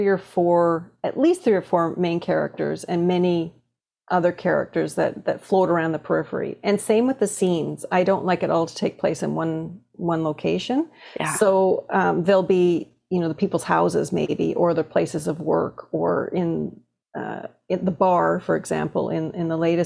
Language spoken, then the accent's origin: English; Toronto, Ontario, Canada; growing up in Toronto